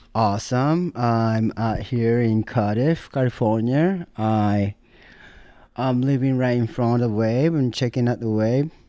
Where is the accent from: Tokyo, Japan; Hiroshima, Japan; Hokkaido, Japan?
Tokyo, Japan; English is a second language; moved away as an adult; now in United States; I grew up in Tokyo, Azabu, this neighborhood next to Roppongi.